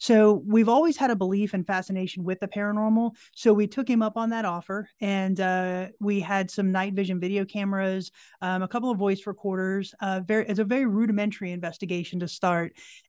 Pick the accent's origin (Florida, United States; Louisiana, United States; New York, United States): Florida, United States; right outside of Orlando; moved away as an adult; now in Tennessee, United States; I'm originally from Florida.